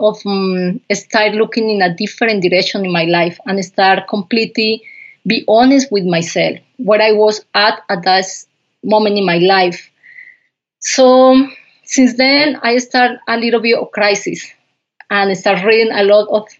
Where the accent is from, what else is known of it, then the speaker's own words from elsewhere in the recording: Pitalito, Huila, Colombia; first language Spanish; English is a second language; moved away as an adult; also born or lived in Bogota, Colombia; I grew up in Colombia in a little farm, coffee farm